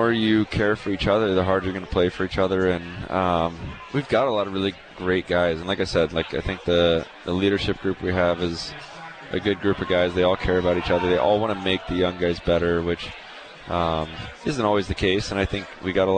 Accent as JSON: {"language": "English", "region": "Texas", "country": "United States", "tie": "born or raised there", "also_born_or_lived": "Tampa", "moved": "yes", "lives_now": "Calgary, Canada", "said": "I grew up in Texas"}